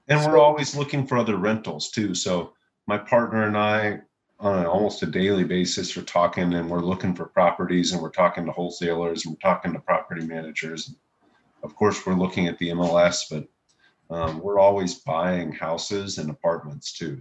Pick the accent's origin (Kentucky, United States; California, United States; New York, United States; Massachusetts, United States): Kentucky, United States; Louisville; now in Austin, United States; I'm from Louisville. Uh, I uh, grew up there